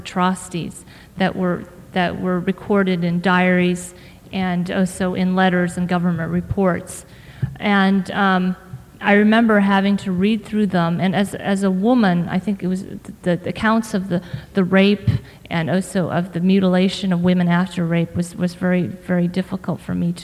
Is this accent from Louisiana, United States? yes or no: no; Urbana, Illinois, United States; a small girl growing up in the Midwest